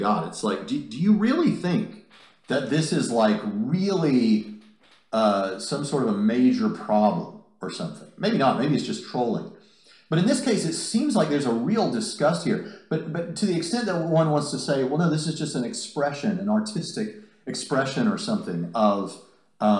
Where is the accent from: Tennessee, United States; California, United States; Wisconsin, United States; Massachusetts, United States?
Tennessee, United States; Nashville; Nashville, Tennessee, not far from here, my hometown, what I consider to be my hometown